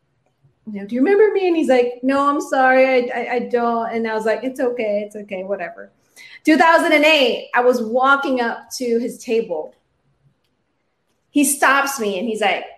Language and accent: English; Philippines; moved away as an adult; now in United States; I was actually born and raised in the Philippines